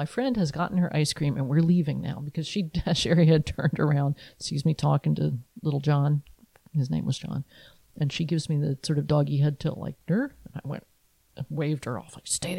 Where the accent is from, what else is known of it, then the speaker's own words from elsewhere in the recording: Athens, West Virginia, United States; now in Allentown, United States; I grew up in Athens, West Virginia